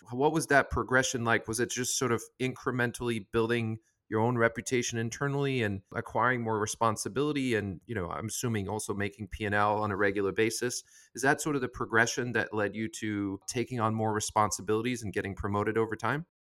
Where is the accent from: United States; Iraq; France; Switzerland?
France; I'm from France as well